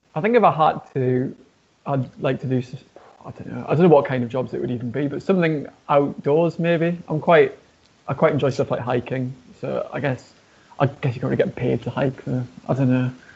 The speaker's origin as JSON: {"language": "English", "town": "Newcastle upon Tyne", "region": "North East England", "country": "United Kingdom", "tie": "born or raised there", "moved": "yes", "lives_now": "Birmingham, United Kingdom", "said": "I'm not actually from Birmingham originally. I'm from uh, a city called Newcastle, and there's not really a rock music scene there"}